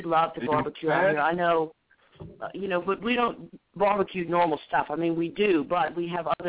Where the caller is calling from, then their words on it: Louisiana, United States; Louisiana. Actually, I'm outside of New Orleans. I'm halfway between New Orleans and Baton Rouge.